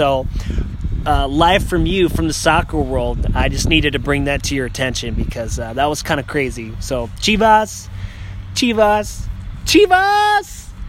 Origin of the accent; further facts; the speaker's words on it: Colorado, United States; No, I'm from Colorado.